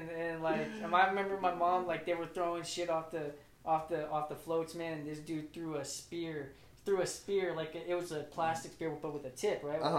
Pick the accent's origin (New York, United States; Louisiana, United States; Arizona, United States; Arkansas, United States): Louisiana, United States; moved away; also born or lived in Hawaii / California; I grew up in Louisiana, man. Cali, I've been back and forth.